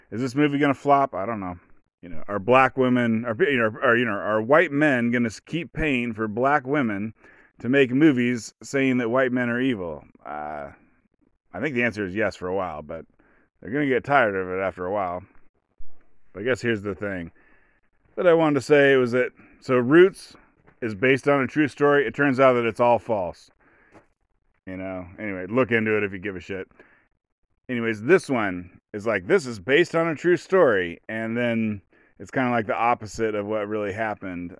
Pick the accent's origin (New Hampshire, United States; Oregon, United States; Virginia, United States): Oregon, United States; I'm from Oregon